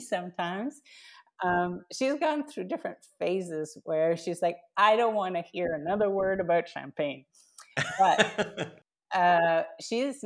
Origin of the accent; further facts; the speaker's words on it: Canada; I'm Canadian.